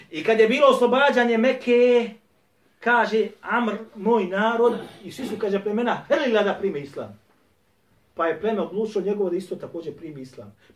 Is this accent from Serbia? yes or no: no; Bosnia & Herzegovina; Kod nas u Bosni i Hercegovini u većini džamija uči šta traka ili CD ili kompjuter kako su već sproveli.